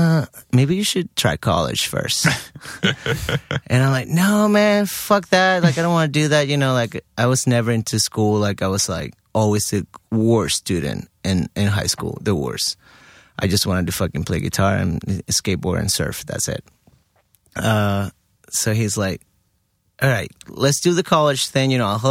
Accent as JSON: {"language": "English", "town": "Miami", "region": "Florida", "country": "United States", "tie": "born there", "said": "So I had I was lucky enough that I was born in Miami somehow."}